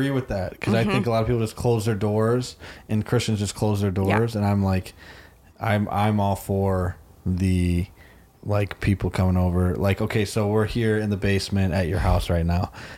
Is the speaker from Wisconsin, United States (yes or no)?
yes; Sauk City, Wisconsin, United States; I grew up in Sauk, which was like, what, 15 minutes away